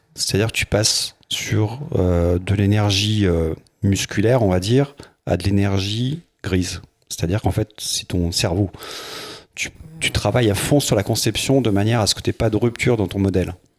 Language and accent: French; Mizérieux? / west of Lyon, Auvergne-Rhône-Alpes, France; j'ai grandi à Miry, dans l'ouest lyonnais.